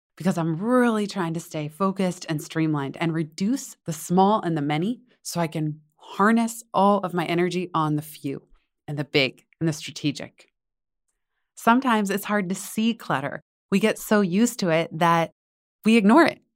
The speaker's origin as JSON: {"language": "English", "region": "Northern California", "country": "United States", "tie": "born or raised there", "said": "I grew up in Northern California"}